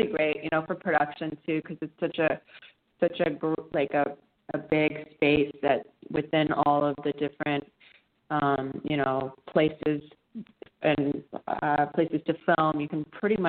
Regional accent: Los Angeles, California, United States; accent: SoCal; being from LA. You know, it's not you don't meet too many people actually from LA. But we grew up in the hub of it, really

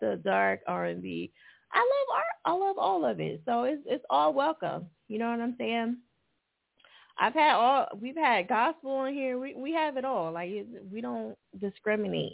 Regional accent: New Jersey, United States; moved away; I'm originally from Jersey.

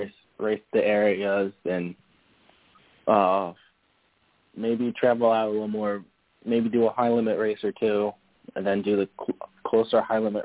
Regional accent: New Jersey, United States; my crew guys are from PA and we're from New Jersey

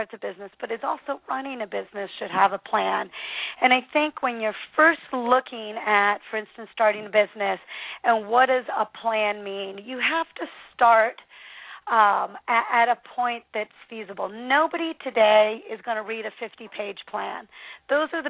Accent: the Northwest, Pacific Northwest, United States; I'm from the Northwest.

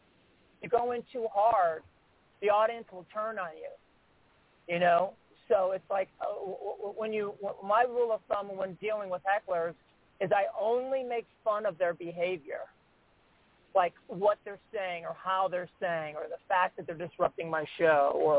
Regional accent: Cleveland, Ohio, United States; also born or lived in Memphis, Tennessee; I was born and raised in Cleveland, Ohio, I spent sixth and part of seventh grade in Memphis, Tennessee

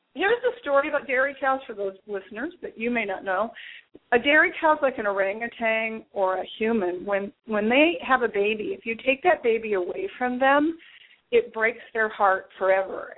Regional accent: Malibu, California, United States; I grew up in Malibu, where you know we have hard pans that you can't even penetrate with a shovel.

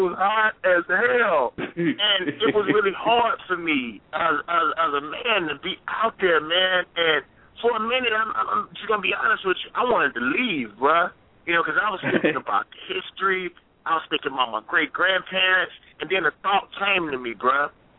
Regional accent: Mississippi, United States; And I'm from Mississippi.

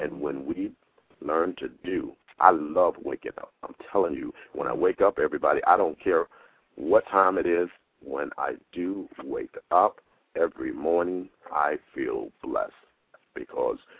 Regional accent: Fort Lauderdale, Florida, United States; moved away as an adult; now in New York, United States; I was born in Fort Lauderdale

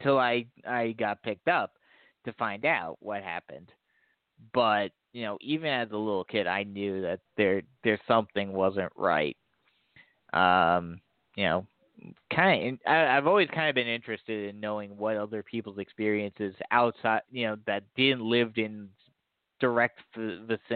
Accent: New Jersey, United States; moved away; I grew up in New Jersey. I grew up right across the river from New York

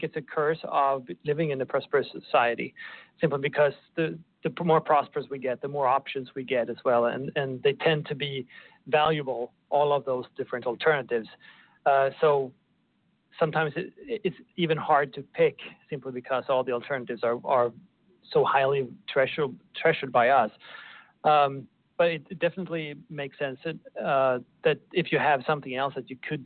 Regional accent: Sweden; moved away as an adult; now in Oklahoma, United States; I'm originally from Sweden

